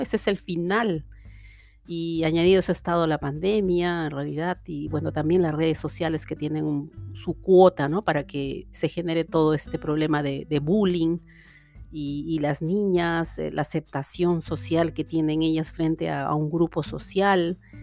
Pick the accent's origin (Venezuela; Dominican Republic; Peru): Peru; moved away as an adult; now in Canada; en mi país de origen, en Perú, y luego aquí también